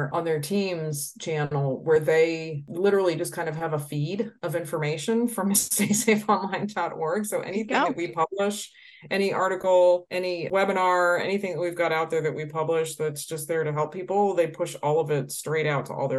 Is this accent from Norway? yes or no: no; Detroit, Michigan, United States; I'm originally from the Detroit area.